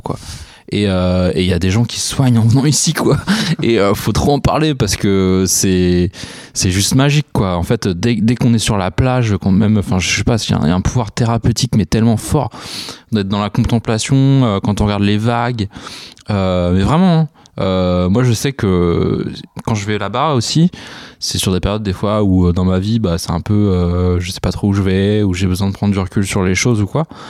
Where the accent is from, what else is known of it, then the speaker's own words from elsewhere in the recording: near Meung-sur-Loire and Beaugency, Centre-Val de Loire, France; also born or lived in La Chapelle-Saint-Mesmin; j'ai grandi à Sainty